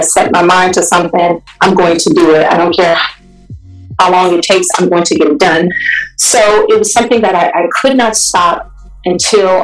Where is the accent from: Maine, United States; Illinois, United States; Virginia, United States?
Illinois, United States; Chicago; moved away as an adult; now in California, United States; I currently live in California, but I'm from Chicago. I've been here about 6 years now